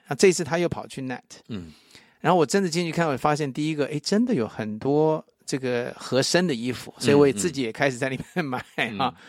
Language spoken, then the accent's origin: Chinese; Taipei, Taiwan; now in United States; 我也去了我出生的地方。在台北啊